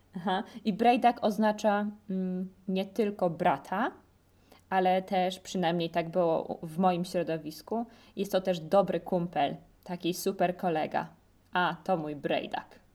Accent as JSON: {"language": "Polish", "town": "Zamość", "region": "Lublin Voivodeship", "country": "Poland", "also_born_or_lived": "Kraków", "moved": "as an adult", "said": "Ja mówię zdecydowanie na dwór, ale to dlatego, że jestem z Zamościa, czyli to jest województwo lubelskie"}